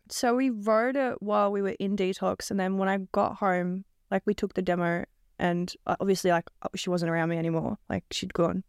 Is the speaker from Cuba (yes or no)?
no; Melbourne, Victoria, Australia; I'm from Melbourne